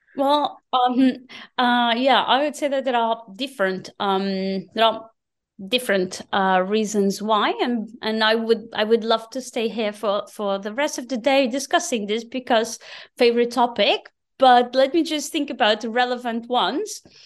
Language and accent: English; Portugal; moved away as an adult; now in Berlin, Germany; growing up in Portugal